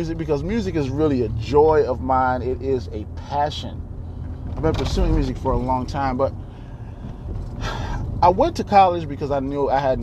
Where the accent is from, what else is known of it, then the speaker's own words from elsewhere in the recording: Baltimore, Maryland, United States; also born or lived in Virginia / Dayton, Ohio; I was born in Baltimore, Maryland